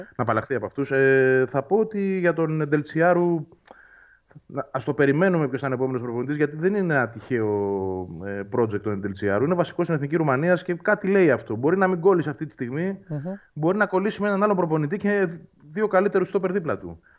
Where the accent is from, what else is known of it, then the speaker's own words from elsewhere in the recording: Nea Filadelfeia, Attica, Greece; μεγάλωσα στη Φιλανδία. Γεννήθηκα εκεί